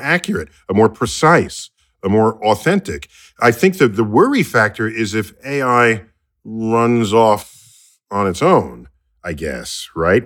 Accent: United States; I grew up here in the United States

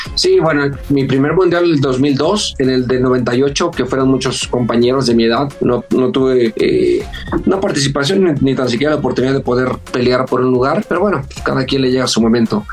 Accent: Culiacán, Sinaloa, Mexico; moved away as an adult; also born or lived in Guadalajara; de Culiacán, de mi pueblo salí como a los 19 años

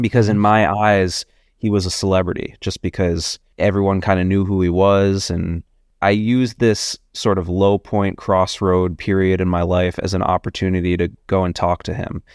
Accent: New York, United States; also born or lived in Boston / Los Angeles; I was born and raised in New York. I grew up, uh, right around Union Square.

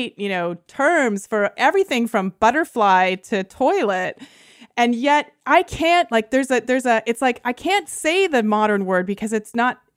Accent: Canada; first language Lithuanian; I grew up in Canada, and my parents spoke exclusively Lithuanian to me during my entire childhood

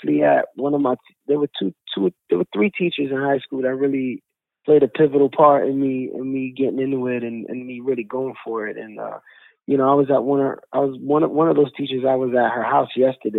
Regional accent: New York City, New York, United States; I grew up in Bushwick.

